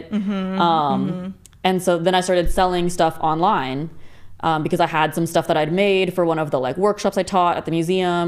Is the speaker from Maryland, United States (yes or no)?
no; Placerville, California, United States; moved away as an adult; also born or lived in Berkeley; now in Chico, United States; I grew up in Placerville. That was a smaller town